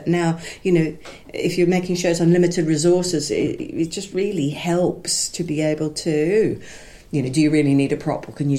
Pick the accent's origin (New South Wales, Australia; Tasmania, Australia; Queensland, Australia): Queensland, Australia; Brisbane; moved away as an adult; now in London, United Kingdom; I was performing in a wonderful little theatre in my hometown of Brisbane, Labwat Repertory Theatre, whose productions were really good quality